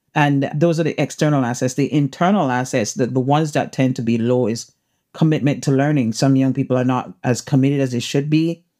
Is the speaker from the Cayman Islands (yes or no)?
yes; Cayman Islands; I'm from the Cayman Islands, the beautiful Cayman Islands